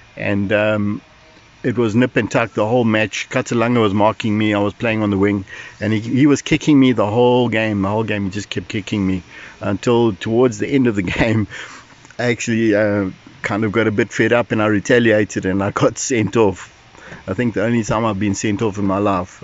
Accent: Durban, KwaZulu-Natal, South Africa; I was born in Durban in 1961, and so I've lived basically all my life in Durban

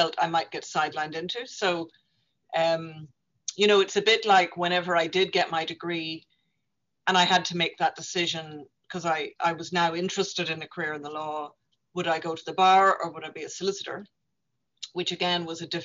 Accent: Northern Ireland, United Kingdom; moved away as an adult; now in Dublin, Ireland; as a young woman growing up in Northern Ireland

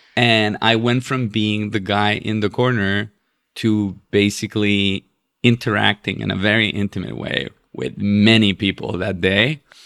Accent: Chile; moved away as an adult; also born or lived in West Coast, United States; now in New York, United States; i'm from chile and, and uh, being chilean

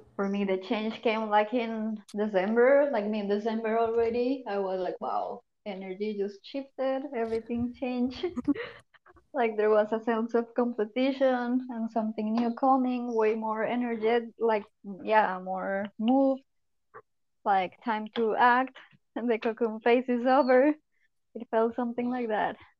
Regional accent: Colombia; now in Netherlands; I'm from Colombia, but I live in the Netherlands

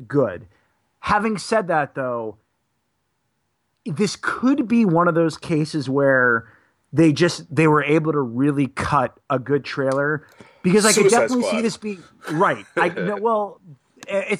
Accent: Boston, Massachusetts, United States; I'm a Bostonian

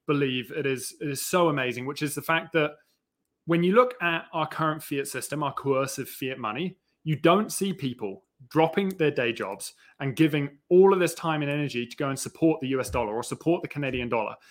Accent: New Zealand; accent: New Zealand British; so I grew up in New Zealand. I've got, like, a bit of a New Zealand British accent.

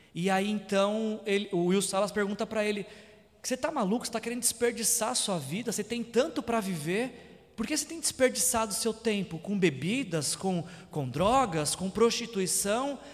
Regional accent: São Paulo, Brazil; moved away as an adult; Quando eu morava em São Paulo, é, eu sou nascido e criado em São Paulo

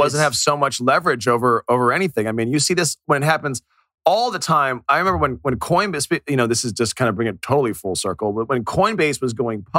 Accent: Miami, Florida, United States; one here in my hometown here in Miami

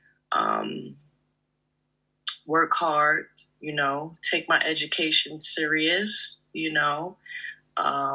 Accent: United States; I'm from the States

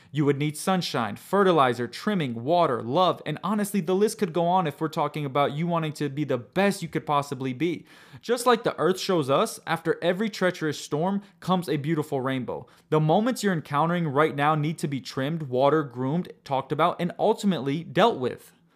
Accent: United States; I was born in the United States of America and grew up living in a world that offered convenience constantly

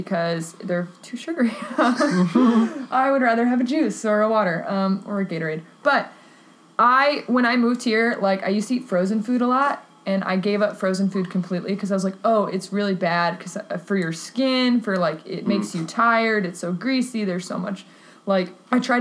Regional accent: Texas, United States; now in Chicago, United States; I grew up in Texas

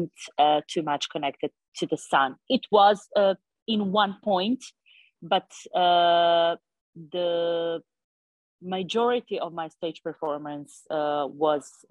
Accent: Montenegro; first language Montenegrin; English is a second language; I'm coming from Montenegro

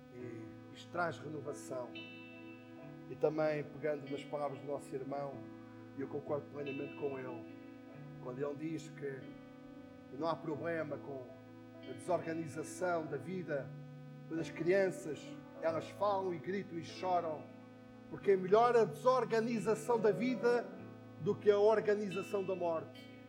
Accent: Póvoa de Santa Iria, Lisbon, Portugal; now in Algés, Portugal; Na minha eh, adolescência, na minha juventude, quando em Póvoa de Santaria se juntava quase toda a igreja

